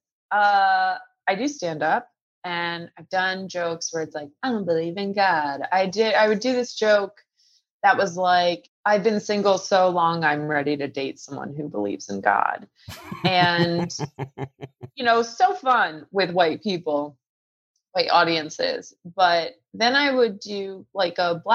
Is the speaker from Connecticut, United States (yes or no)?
yes; Connecticut, United States; I am from Connecticut